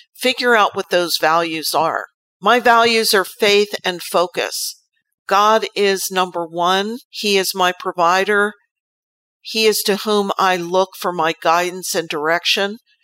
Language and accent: English; United States